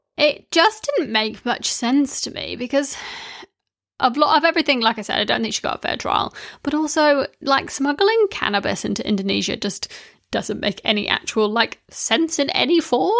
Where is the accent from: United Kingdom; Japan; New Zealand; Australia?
New Zealand; when I was growing up in New Zealand